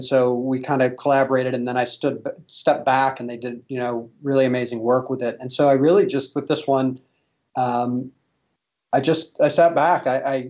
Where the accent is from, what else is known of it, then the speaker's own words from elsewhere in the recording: Midwest, United States; I still, at my core, well, I think I'll always identify as being a Midwesterner.